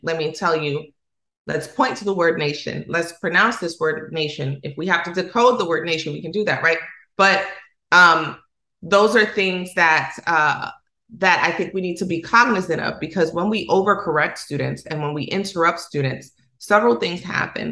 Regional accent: Dominican Republic; accent: Dominican Spanish; first language Spanish; English is a second language; how we communicate in Dominican Republic. When I get around people who speak academic Spanish, I choke up. I do because I know that I cut my S's off. I know that my R's sound like L's sometimes.

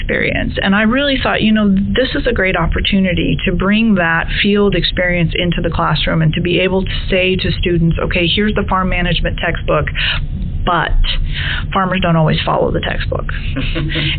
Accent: South Central Montana, United States; moved away as an adult; now in Alabama, United States; I am actually originally from Montana, and I grew up on a cow-calf operation in South Central Montana

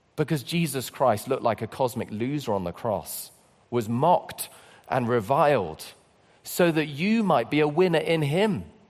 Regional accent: London, United Kingdom; I come from London

